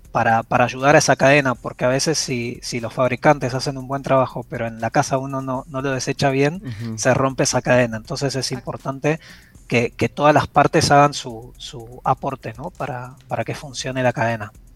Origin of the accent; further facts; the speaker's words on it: Buenos Aires, Argentina; now in Panama; yo soy de Buenos Aires, eh, pero vivo en Panamá